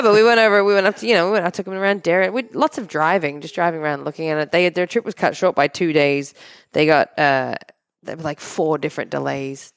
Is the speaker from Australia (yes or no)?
yes; Australia; moved away; we're from Australia